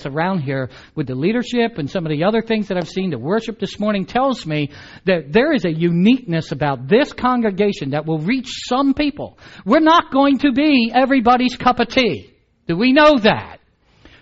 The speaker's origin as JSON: {"language": "English", "region": "Delmarva Peninsula", "country": "United States", "said": "I'm from Delmarva. There's chickens everywhere there."}